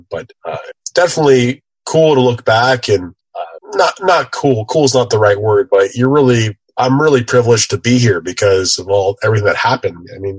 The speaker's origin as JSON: {"language": "English", "town": "Kitchener", "region": "Ontario", "country": "Canada", "tie": "born or raised there", "said": "I'm from a town out in Ontario, Canada, just outside of Toronto, about 45 minutes away."}